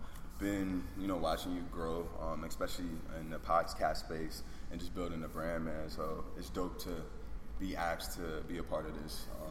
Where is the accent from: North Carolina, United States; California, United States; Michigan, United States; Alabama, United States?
North Carolina, United States; Charlotte; also born or lived in New York; Originally from New York, grew up in Charlotte. But I think my, you know, who I am spans from being of Jamaican heritage, first generation American.